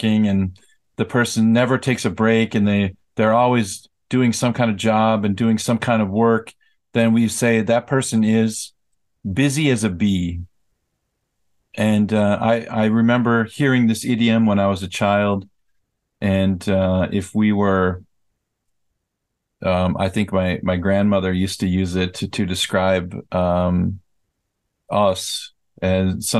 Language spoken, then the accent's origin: English; United States; moved away as an adult; now in South Korea; I am American, and I lived in America for the first 22 years of my life